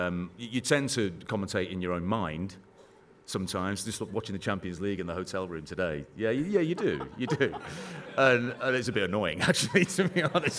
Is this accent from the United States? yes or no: no; Midlands, United Kingdom; I'm from the Midlands